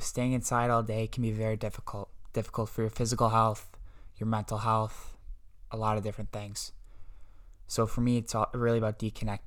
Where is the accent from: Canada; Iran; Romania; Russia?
Canada; Bolton, Ontario; I'm from Bolton, Ontario, Canada